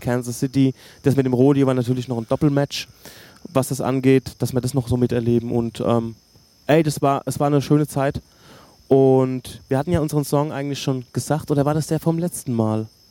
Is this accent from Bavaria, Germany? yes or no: yes; Hösbach, Bavaria, Germany; ich komme aus Hösbach